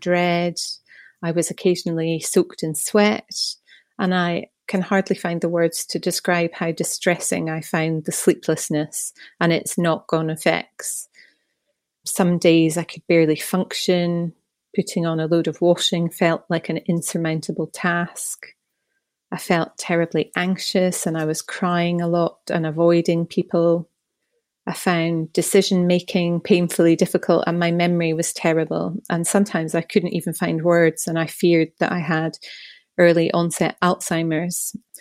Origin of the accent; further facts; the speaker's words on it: Scotland, United Kingdom; moved away; The accent may give away that I'm originally from Scotland, although I don't currently live there